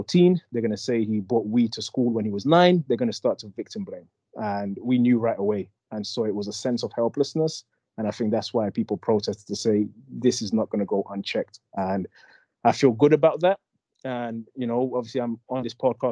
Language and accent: English; England, United Kingdom; moved away as an adult; now in United States; I'm not an American. I've been here 13 years, but I'm not an American. I'm from England. I'm African